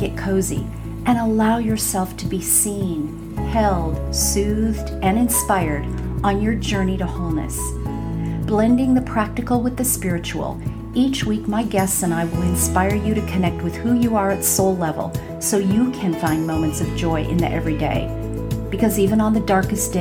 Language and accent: English; Burbank, California, United States; moved away; I am recording this from my hometown, from Burbank, California